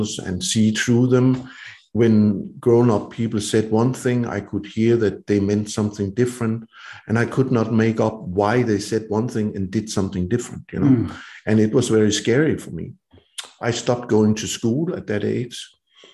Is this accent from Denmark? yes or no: yes; Denmark; I was roaming my hometown and the woods around it